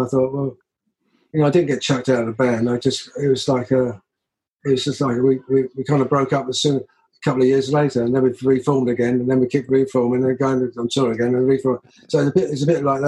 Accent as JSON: {"language": "English", "region": "London", "country": "United Kingdom", "tie": "born or raised there", "said": "I grew up in the East End of London."}